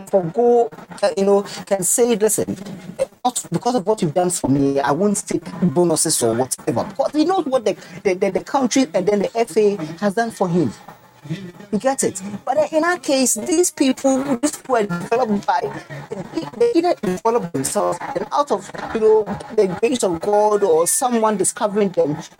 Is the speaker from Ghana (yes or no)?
yes; Ghana; I'm a Ghanaian